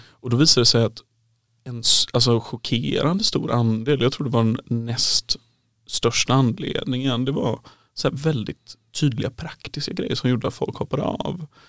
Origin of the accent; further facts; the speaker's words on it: Kungsbacka, Halland County, Sweden; moved away as an adult; also born or lived in Uppsala; Jag kommer från Kungsbacka ursprungligen